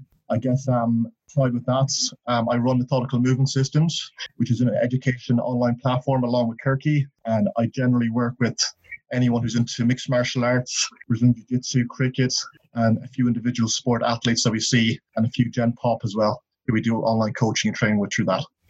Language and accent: English; Boston, Massachusetts, United States; born there; I was born in Boston. My family are from Ireland.